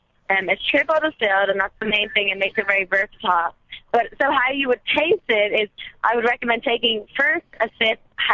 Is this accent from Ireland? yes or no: yes; Dublin, Leinster, Ireland; moved away as an adult; I'm from Dublin. I was born and raised, got hired in Dublin, and then got sent out here for a year